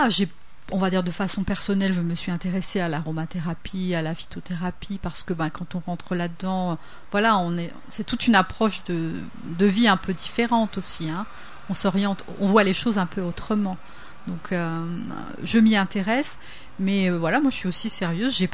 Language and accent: French; Le Tampon, Réunion; moved away as an adult; also born or lived in Metropolitan France / Switzerland; je suis réunionnaise de base on va dire. De quel coin de la Réunion De la plaine des Cafres. La plaine des euh, Cas. Et puis j'ai fait mes études au lycée du Tampon, etc. Donc je suis partie pour faire mes études.